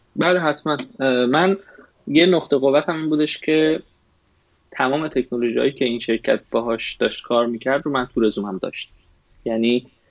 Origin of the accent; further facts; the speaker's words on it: Tehran, Tehran Province, Iran; moved away as an adult; now in United States; من متولد تهران هستم